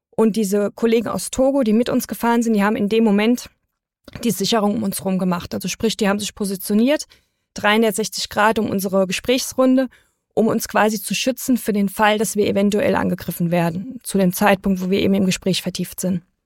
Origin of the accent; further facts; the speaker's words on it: Germany; wir als Deutsche